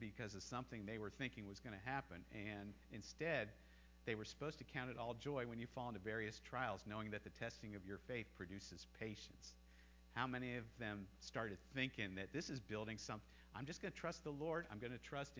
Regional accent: United States; moved away as an adult; also born or lived in China; I never stopped being an American. And I always looked forward to the time that I was going to go home and visit my homeland, visit my home country

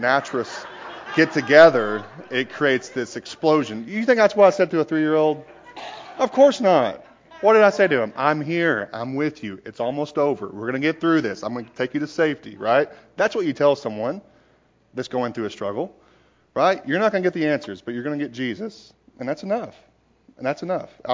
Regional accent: Knoxville, Tennessee, United States; I am from born and raised in Knoxville

